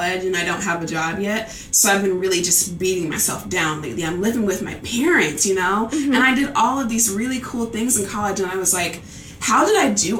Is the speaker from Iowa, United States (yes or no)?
yes; Iowa City, Iowa, United States; also born or lived in Chicago, Illinois; I was born in Chicago on the south side. Inglewood, where the hood at. but I was raised in Iowa City